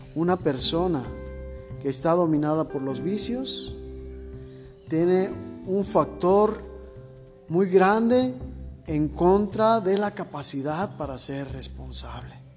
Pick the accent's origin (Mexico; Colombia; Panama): Mexico; nosotros como mexicanos